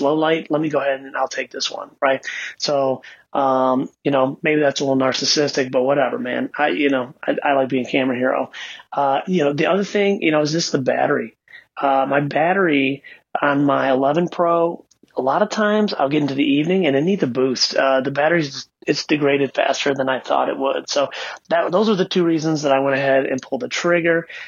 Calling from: Ann Arbor, Michigan, United States; I'm calling you from Ann Arbor, Michigan

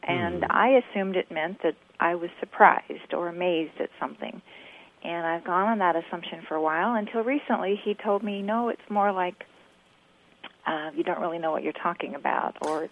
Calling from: Mansfield, Texas, United States; I'm calling from Mansfield, Texas

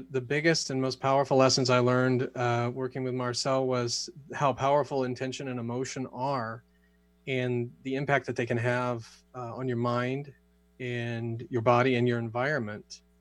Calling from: Sedona, Arizona, United States; I am joining you from uh, Sedona, Arizona.

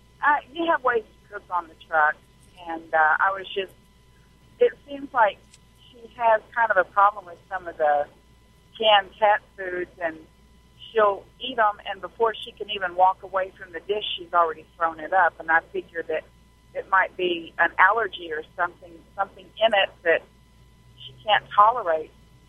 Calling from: Arkansas, United States; In Arkansas right now. I'm a truck driver.

